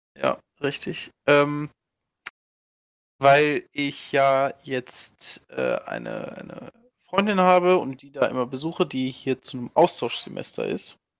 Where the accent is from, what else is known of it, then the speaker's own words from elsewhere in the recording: Germany; als Deutscher im Ausland